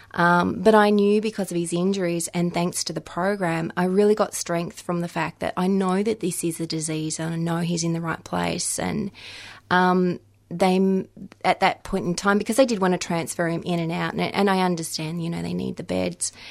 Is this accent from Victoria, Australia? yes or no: yes; Victoria, Australia; moved away as an adult; I moved back into my home state, into Victoria